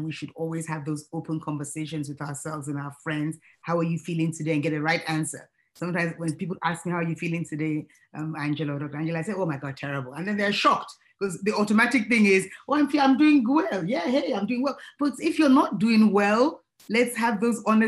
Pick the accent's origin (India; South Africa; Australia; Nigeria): Nigeria; now in United States; being a Nigerian myself, and proudly so